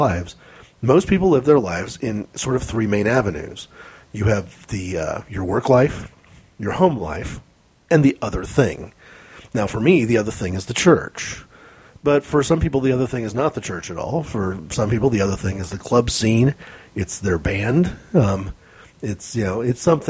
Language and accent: English; United States; as an American